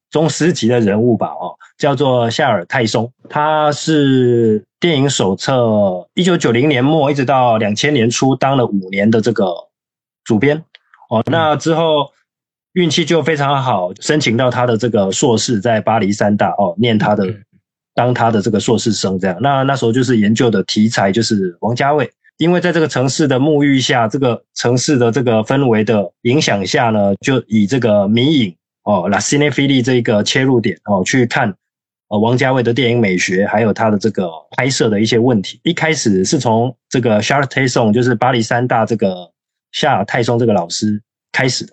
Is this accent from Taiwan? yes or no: yes; Taiwan; moved away as an adult; also born or lived in Paris, France; 我是差不多在二零零九年的时候，呃，去，去法国念书。我是台湾人